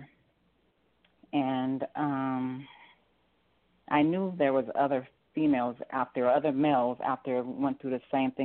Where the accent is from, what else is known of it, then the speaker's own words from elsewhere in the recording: Denver, Colorado, United States; moved away as an adult; also born or lived in Los Angeles, California; now in Georgia, United States; we moved to Denver, Colorado when I was a little girl